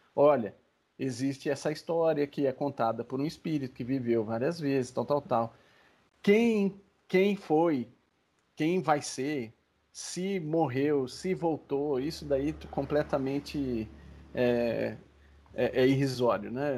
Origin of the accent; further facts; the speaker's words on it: Brazil; Nós como brasileiros